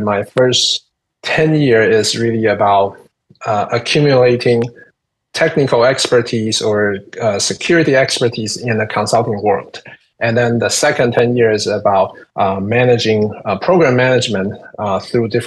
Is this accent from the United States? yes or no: no; Taiwan; moved away as an adult; I'm originally from Taiwan